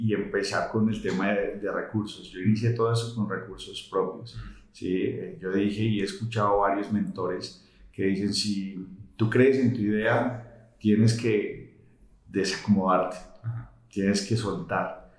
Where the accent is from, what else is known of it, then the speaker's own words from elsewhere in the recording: Colombia; Somos colombianos, la, mayoría de todos somos colombianos